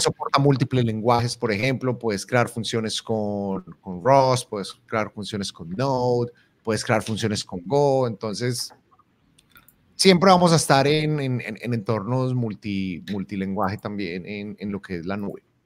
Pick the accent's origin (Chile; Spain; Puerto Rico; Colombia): Colombia; en Colombia utilizamos la vaina como esa cosa